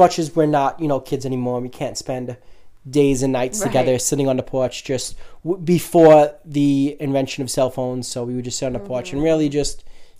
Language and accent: English; New York City, New York, United States; And we are from New York.